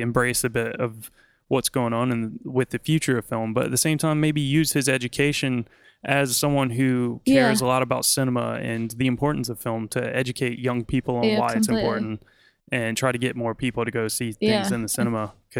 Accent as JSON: {"language": "English", "country": "United States", "moved": "yes", "lives_now": "London, United Kingdom", "said": "Like, as an American"}